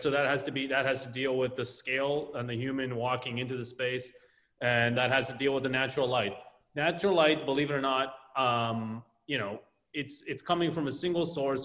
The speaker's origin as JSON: {"language": "English", "town": "Tel Aviv", "region": "Tel Aviv District", "country": "Israel", "tie": "born or raised there", "moved": "yes", "lives_now": "Los Angeles, United States", "said": "growing up in Tel Aviv"}